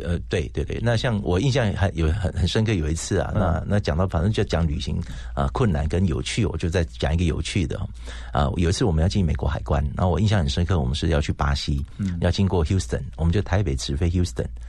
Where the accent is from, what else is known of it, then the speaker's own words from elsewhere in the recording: Taiwan; 台湾啊。那我们是个合唱团啊